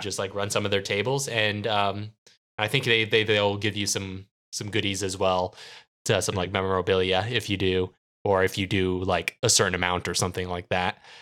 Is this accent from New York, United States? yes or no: no; San Diego, California, United States; despite growing up in San Diego